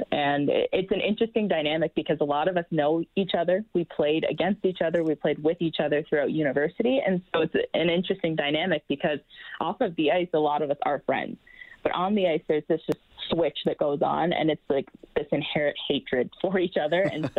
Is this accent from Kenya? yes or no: no; Hamilton, Ontario, Canada; I know in my hometown in Hamilton, I'm working hard.